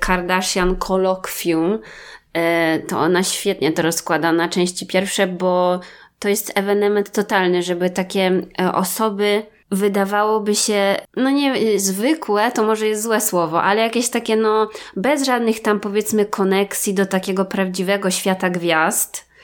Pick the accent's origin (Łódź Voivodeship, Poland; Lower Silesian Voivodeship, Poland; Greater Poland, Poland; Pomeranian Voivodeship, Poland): Lower Silesian Voivodeship, Poland; Wrocław; my z Wrocławia